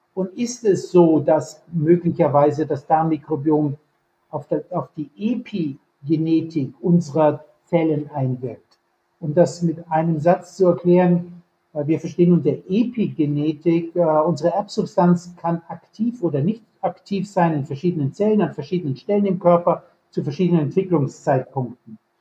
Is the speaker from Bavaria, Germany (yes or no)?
yes; Bavaria, Germany; moved away as an adult; also born or lived in Munich / California / Jena; now in Kiel, Germany; Ich bin aufgewachsen in Bayern